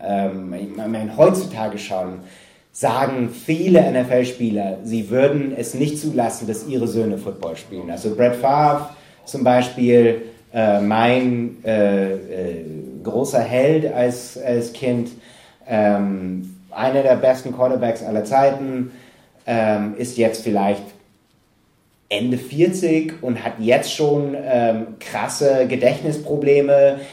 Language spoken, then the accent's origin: German; Green Bay, Wisconsin, United States; moved away; ich bin in Wisconsin aufgewachsen